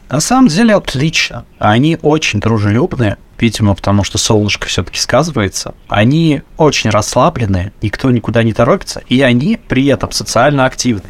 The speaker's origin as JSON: {"language": "Russian", "town": "Samara", "region": "Samara Oblast", "country": "Russia", "moved": "as an adult", "lives_now": "Cyprus", "said": "я сам из Самары"}